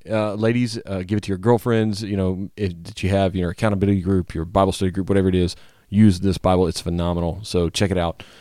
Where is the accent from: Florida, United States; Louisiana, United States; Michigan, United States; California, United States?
Louisiana, United States; moved away; I always enjoy trips to my home state